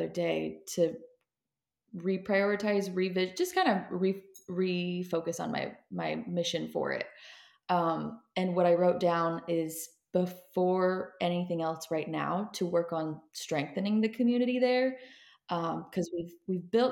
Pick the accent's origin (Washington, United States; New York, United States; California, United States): Washington, United States; Seattle; moved away; I am originally from Seattle, Washington, that area